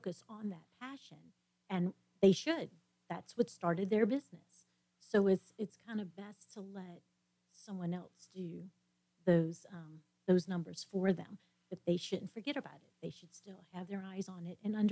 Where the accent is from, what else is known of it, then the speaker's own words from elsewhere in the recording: New Orleans, Louisiana, United States; moved away as an adult; now in The Woodlands, United States; I was born and raised in New Orleans